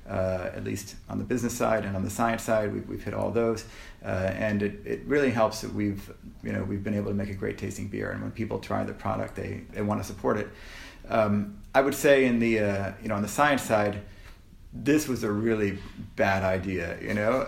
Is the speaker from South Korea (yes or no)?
no; Canada; we're Canadian